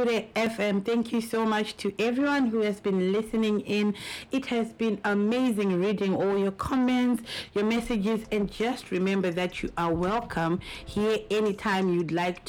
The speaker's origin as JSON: {"language": "English", "country": "Zimbabwe", "also_born_or_lived": "Japan", "moved": "yes", "said": "in Zimbabwe"}